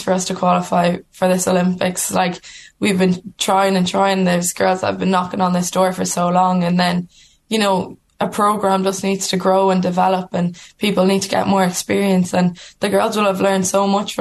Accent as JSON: {"language": "English", "country": "Ireland", "said": "we're Irish women playing rugby for Ireland"}